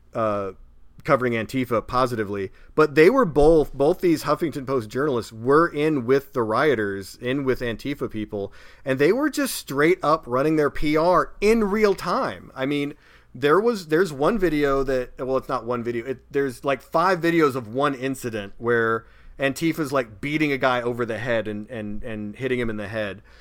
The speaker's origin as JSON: {"language": "English", "town": "Springfield", "region": "Missouri", "country": "United States", "tie": "born or raised there", "said": "that kid in springfield missouri my hometown"}